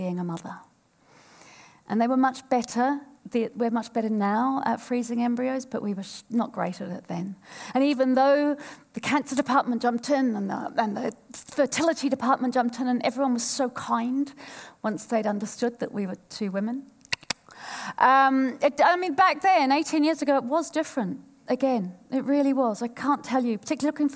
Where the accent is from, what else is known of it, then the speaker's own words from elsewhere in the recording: Tokoroa, Waikato, New Zealand; moved away; also born or lived in Woolwich, London, United Kingdom; I was born in Woolwich and I grew up in Tokoroa